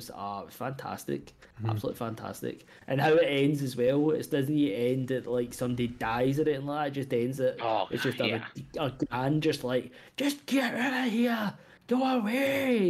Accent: Scotland, United Kingdom; being Scottish

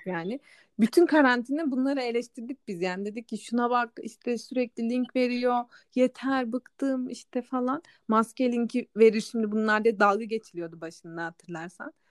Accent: Black Sea Region, Turkey; benim memleketim de Karadeniz'de kalıyor.

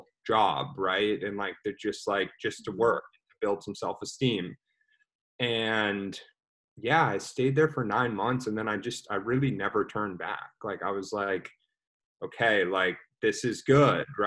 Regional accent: Dallas, Texas, United States; also born or lived in Austin, Texas; I'm from Dallas, Texas

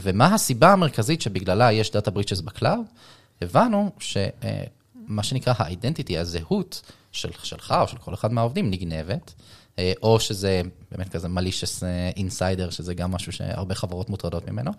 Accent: Israel; בתור ישראלי

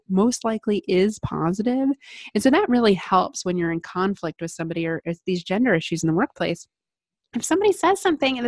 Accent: Midwest, United States; I'm a Midwesterner

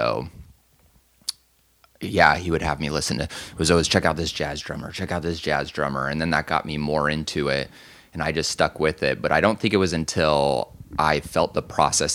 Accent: Anaheim, California, United States; moved away; also born or lived in Phoenix, Arizona; I was from Anaheim

